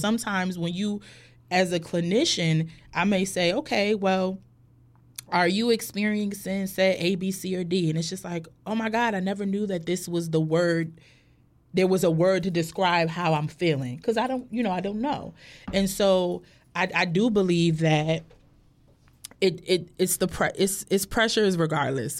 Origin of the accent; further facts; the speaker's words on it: Hartford, Connecticut, United States; moved away as an adult; also born or lived in Bloomfield, Connecticut; now in Norfolk, United States; I was technically born in Hartford, Connecticut, but then at, when in, in middle school, I ended up, we ended up moving to Bloomfield, Connecticut, which is like a town over